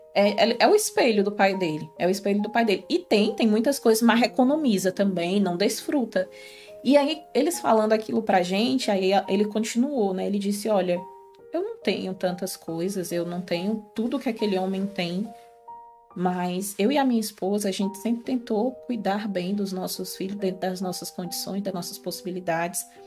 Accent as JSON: {"language": "Portuguese", "region": "Ceará", "country": "Brazil", "moved": "yes", "lives_now": "Portugal", "said": "para quem é do Ceará, nós é. somos cearense, com muito orgulho, nordestino"}